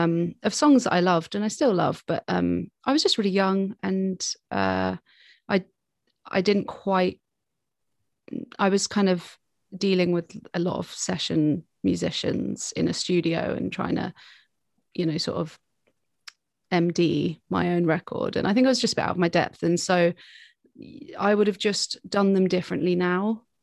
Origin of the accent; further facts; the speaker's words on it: Brighton, South East England, United Kingdom; also born or lived in London / Cambridge; I was born in London, like kind of grew up around Cambridge and then moved to Brighton when I was quite young. So I went to school here